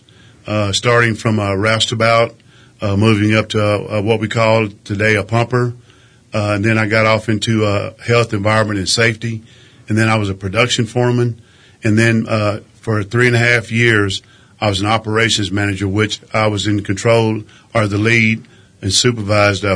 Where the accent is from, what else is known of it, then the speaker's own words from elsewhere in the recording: Crane, Texas, United States; also born or lived in Alpine, Texas / Midland, Texas; I was born and raised in Crane, Texas, which is about 45 miles to the south and west of Midland. I grew up in Crane